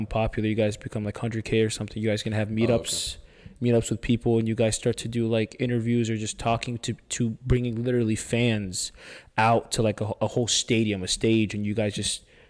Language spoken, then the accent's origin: English; United States; We're American.